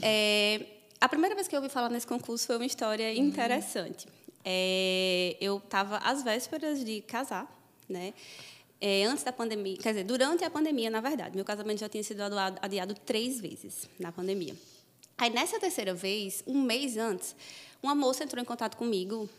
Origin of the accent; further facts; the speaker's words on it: interior of Paraíba, Brazil; moved away as an adult; also born or lived in Brasília / Campina Grande; now in Rio de Janeiro, Brazil; eu moro em Campina Grande hoje, mas eu sou de uma cidade do interior da Paraíba.